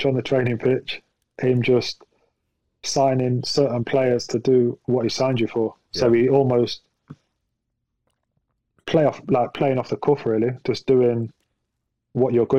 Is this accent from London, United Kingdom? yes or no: no; Nottingham, East Midlands, United Kingdom; I grew up in Nottingham and played for Derby